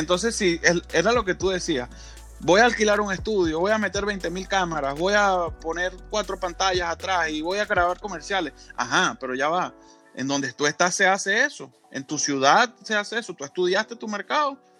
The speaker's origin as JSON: {"language": "Spanish", "country": "Venezuela", "moved": "yes", "lives_now": "United States", "said": "en mi país, en Venezuela, yo soy venezolano, aunque vivo en los Estados Unidos"}